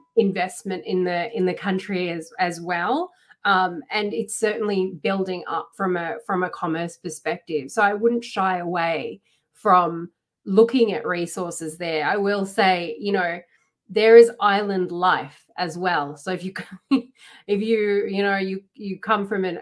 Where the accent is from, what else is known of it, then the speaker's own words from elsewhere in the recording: Australia; also born or lived in United Kingdom / Sri Lanka; I grew up in Australia